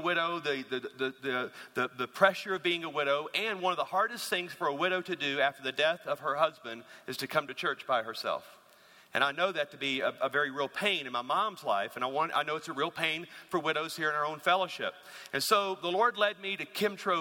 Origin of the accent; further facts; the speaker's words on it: Louisiana, United States; moved away; I'm from Louisiana